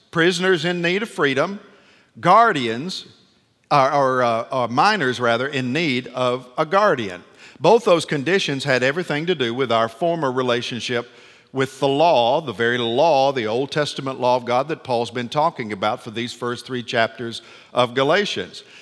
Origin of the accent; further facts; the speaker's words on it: Nashville, Tennessee, United States; I'm from Nashville, Tennessee